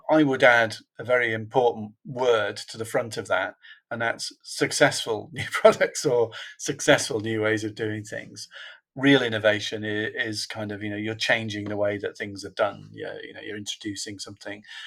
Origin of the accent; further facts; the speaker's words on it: Liverpool, North West England, United Kingdom; I was born in a in a place called Toxteth in in Liverpool, which is not a natural place for board members to come from.